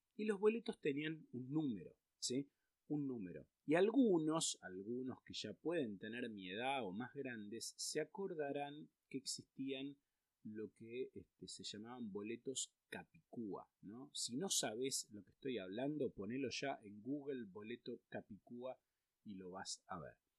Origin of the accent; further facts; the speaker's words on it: Argentina; en Argentina siempre tuvimos lamentablemente inflación